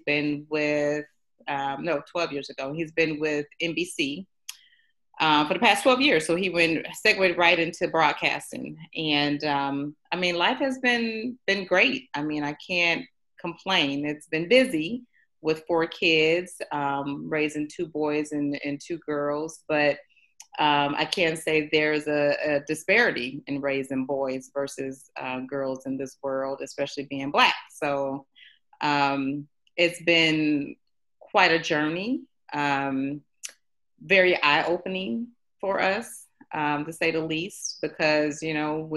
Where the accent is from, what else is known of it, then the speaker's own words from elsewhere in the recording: Chicago, Illinois, United States; moved away as an adult; now in Atlanta, United States; I born and raised in Chicago